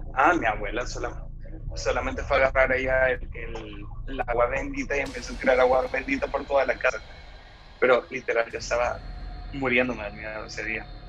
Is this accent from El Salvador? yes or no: yes; Santa Ana, El Salvador; now in San Salvador, El Salvador; de El Salvador, eh, originario de Santa Ana, pues vivo acá en San Salvador